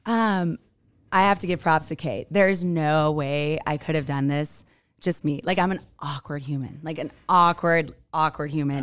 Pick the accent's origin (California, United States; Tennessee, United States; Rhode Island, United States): California, United States; now in Utah, United States; I'm from Cali